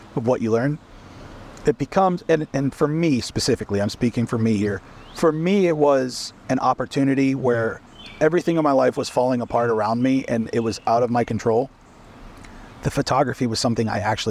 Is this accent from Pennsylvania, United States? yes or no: yes; Pittsburgh, Pennsylvania, United States; also born or lived in Seattle, Washington / Illinois; now in Georgia, United States; I was born and raised in Pittsburgh, Pennsylvania